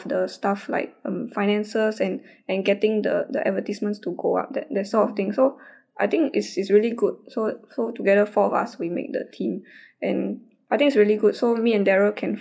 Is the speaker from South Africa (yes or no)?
no; Singapore; we are from Singapore.